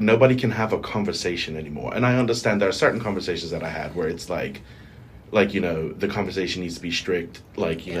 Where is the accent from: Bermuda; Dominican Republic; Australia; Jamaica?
Bermuda; accent: Bermudian; a Bermudian accent.